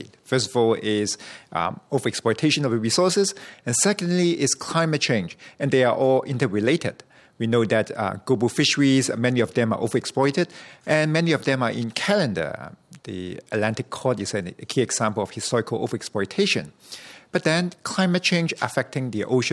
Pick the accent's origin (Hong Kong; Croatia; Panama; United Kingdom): Hong Kong; now in Canada; I grew up in Hong Kong, where election is not a strategy that we often think about in supporting initiatives of government and things like that. But after I moved to Canada